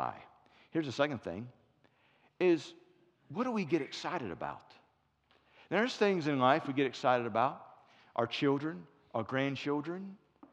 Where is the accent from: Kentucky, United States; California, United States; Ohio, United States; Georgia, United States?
Ohio, United States; Cincinnati; moved away; also born or lived in Florence, South Carolina; I'm from Cincinnati, but we were in Florence, South Carolina